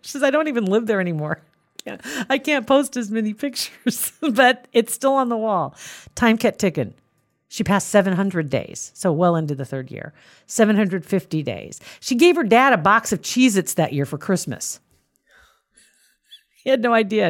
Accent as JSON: {"language": "English", "town": "Ashland", "region": "Nebraska", "country": "United States", "said": "I'm from Ashland in Saunders County, barely in Saunders County."}